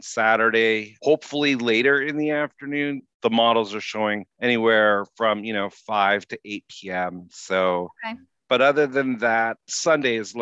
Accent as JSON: {"language": "English", "town": "Winnipeg", "region": "Manitoba", "country": "Canada", "tie": "born or raised there", "also_born_or_lived": "Louisiana", "moved": "yes", "lives_now": "Minneapolis–St. Paul, United States", "said": "I grew up in Winnipeg"}